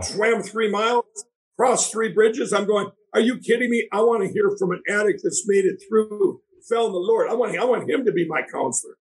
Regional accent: Minneapolis, Minnesota, United States; I grew up in Minneapolis down there

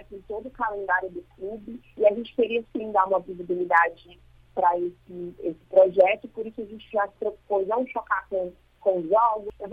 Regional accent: Ceará, Brazil; Eu sou cearense, sou

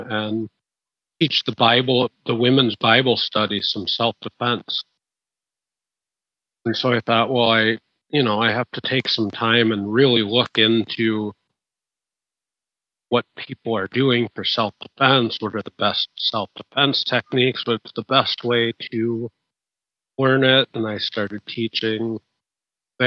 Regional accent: Midwest, United States; In the Midwest, in America, we don't have an accent at all.

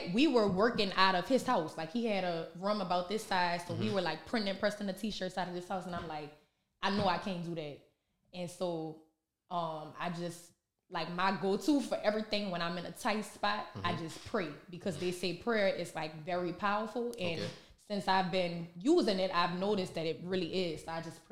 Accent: New Orleans, Louisiana, United States; growing up in New Orleans

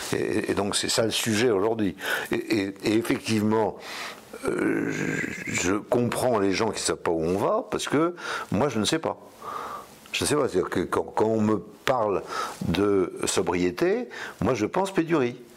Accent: Brittany, France; en tant que breton

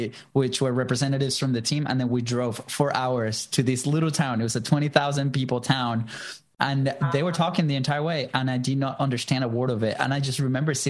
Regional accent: Venezuela; English is a second language; moved away as an adult; now in United States; I'm originally from Venezuela. I moved here to the States in 2010 for college.

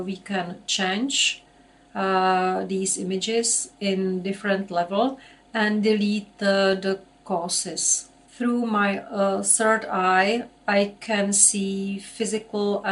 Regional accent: Czechia; I'm from Czech Republic.

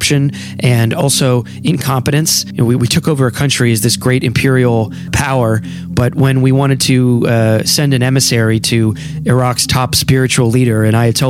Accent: United States; we are obviously two American guys

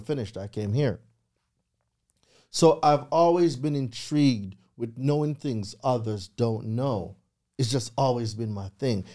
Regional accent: Jamaica; moved away as an adult; now in United States; I'm a real island boy, yard man, straight from Jamaica. Um, grew up in Jamaica for twenty years

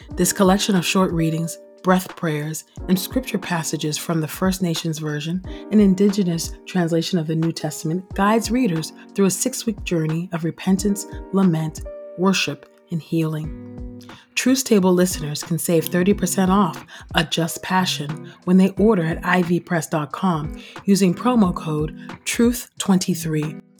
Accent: California, United States; also born or lived in Los Angeles; I'm from California, right, and fr, and I lived in L A for many, many years

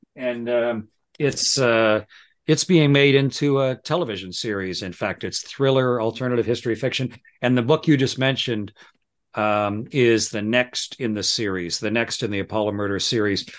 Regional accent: Southern Ontario, Canada; moved away as an adult; also born or lived in South Texas / Moscow; Raised, born and raised in Southern Ontario

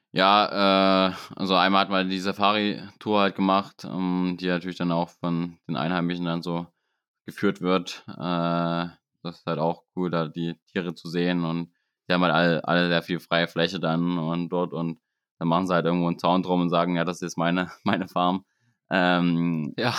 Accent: Germany; bei uns in Deutschland

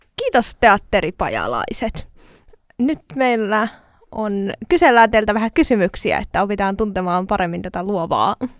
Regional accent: Tampere, Pirkanmaa, Finland; tuun Tampereelta ja oon 25-vuotias.

